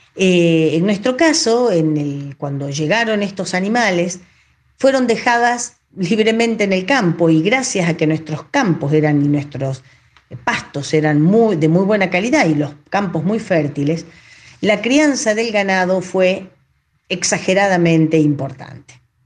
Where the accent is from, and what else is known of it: Cañuelas, Buenos Aires Province, Argentina